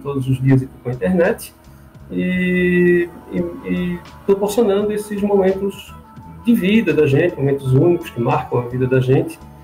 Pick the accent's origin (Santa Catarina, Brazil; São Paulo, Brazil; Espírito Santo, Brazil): Santa Catarina, Brazil; Florianópolis; moved away as an adult; also born or lived in Orlando, United States; now in Italy; nós somos manézinho da ilha, Floripa, e viemos de Orlando